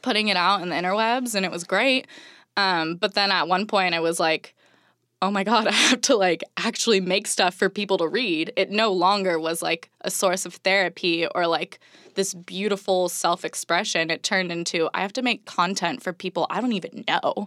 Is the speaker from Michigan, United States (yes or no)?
no; Orange County, California, United States; moved away as an adult; now in Los Angeles, United States; growing up in Orange County, it was, like, beautiful place to grow up